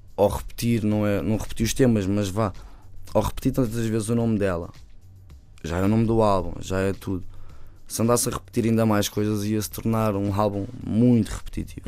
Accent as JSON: {"language": "Portuguese", "area": "Bairro da Madorna", "region": "Lisbon", "country": "Portugal", "said": "o meu bairro depois também é ali ao lado, né? Uhum. que é o, o bairro da Madorna"}